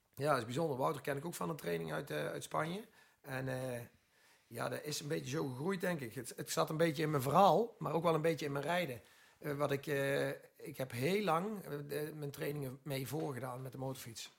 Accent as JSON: {"language": "Dutch", "country": "Netherlands", "said": "we zijn Nederlander"}